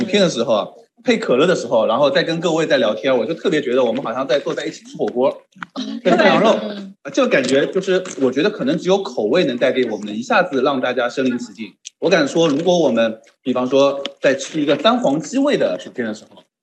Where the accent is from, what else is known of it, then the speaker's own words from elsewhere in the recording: Shanghai, China; 我上海人不会说儿